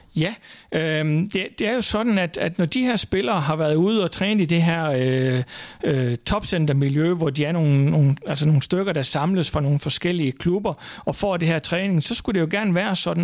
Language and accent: Danish; Thy, North Denmark Region, Denmark; et lille område ude i Thy, hvor jeg kommer fra